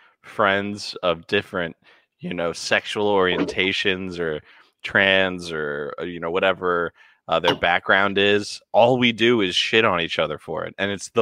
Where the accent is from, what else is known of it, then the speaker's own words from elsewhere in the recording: the South, United States; I'm from the South.